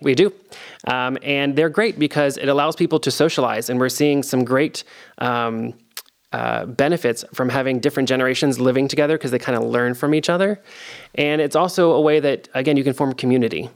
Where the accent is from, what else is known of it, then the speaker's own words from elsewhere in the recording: Delaware, United States; also born or lived in Virginia; now in Columbus, United States; I'm from Delaware, the state uh, originally